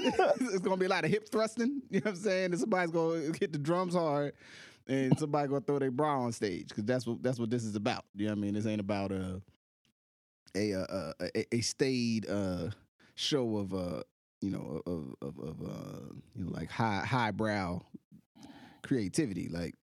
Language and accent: English; Slab Fork, West Virginia, United States; I'm from Slab Fork, West Virginia.